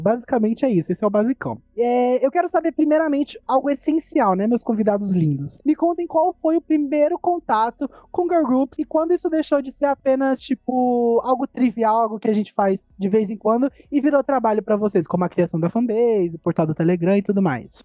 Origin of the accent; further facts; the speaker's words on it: Brazil; A gente é brasileira